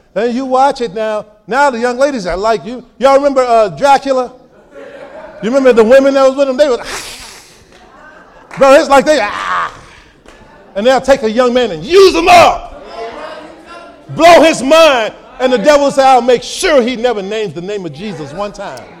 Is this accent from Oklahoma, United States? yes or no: no; Chicago, Illinois, United States; I grew up here in Chicago